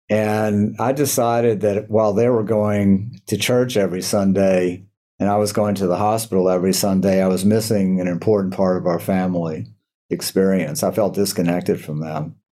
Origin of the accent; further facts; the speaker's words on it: New Orleans, Louisiana, United States; moved away; I grew up in New Orleans, Louisiana, and I am the son of a doctor who immigrated from Berlin, Germany, right before the Holocaust and was Jewish.